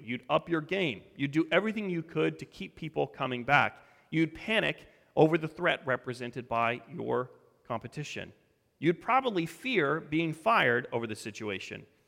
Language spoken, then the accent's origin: English; Colorado, United States; moved away; I grew up in Colorado.